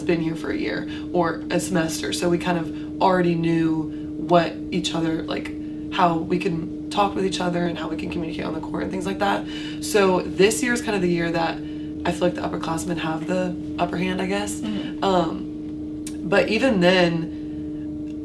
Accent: Wilmington, North Carolina, United States; moved away as an adult; now in Greenville, United States; I'm actually from Wilmington

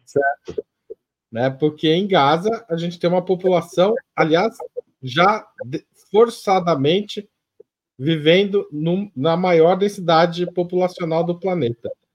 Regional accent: Western São Paulo, Brazil; eu sou do Oeste Paulista

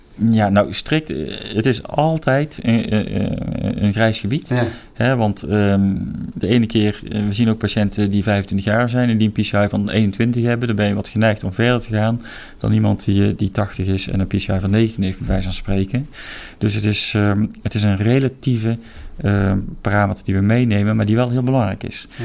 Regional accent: Roosendaal, North Brabant, Netherlands; moved away as an adult; also born or lived in Breda / Nijmegen / Seattle / Eindhoven; ik ben in 1971 ben ik geboren in Breda. Eh, maar ik ben opgegroeid in Roosendaal

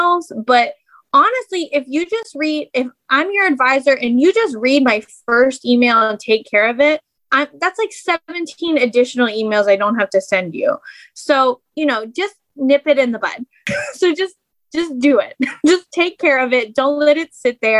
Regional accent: Morgantown, West Virginia, United States; I am from Morgantown. I have lived here my whole life

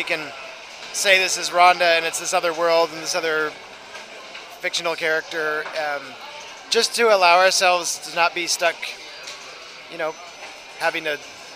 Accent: Toronto, Ontario, Canada; also born or lived in Ottawa; I grew up in Toronto and my family and, you know, childhood friends are all still there

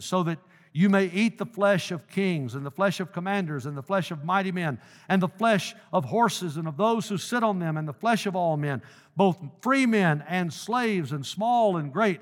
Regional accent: Dyersburg, Tennessee, United States; moved away; my hometown of Dyersburg

